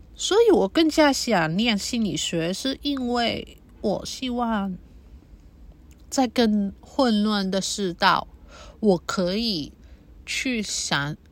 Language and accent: Chinese; Hong Kong; first language Cantonese; Chinese is a second language; 我是在这边出生，成长